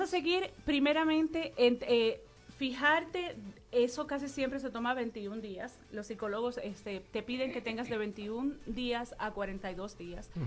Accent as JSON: {"language": "Spanish", "country": "Puerto Rico", "moved": "yes", "lives_now": "New York, United States", "said": "Vengo de Puerto Rico"}